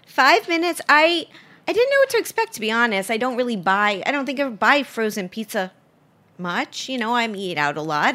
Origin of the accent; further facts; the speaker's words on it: Miami, Florida, United States; Miami, which is my hometown